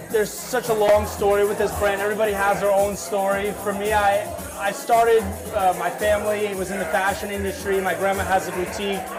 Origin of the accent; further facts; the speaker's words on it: New York, United States; some of what I grew up with in New York